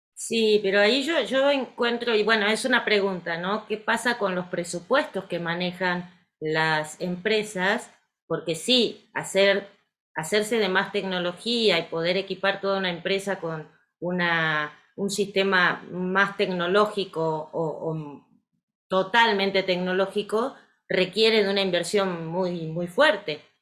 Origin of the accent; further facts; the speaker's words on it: Argentina; Como buena argentina